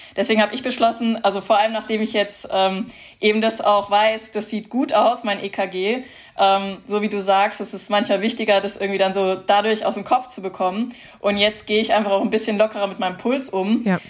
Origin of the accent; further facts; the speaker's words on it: Heidelberg, Baden-Württemberg, Germany; Ich komme aus Heidelberg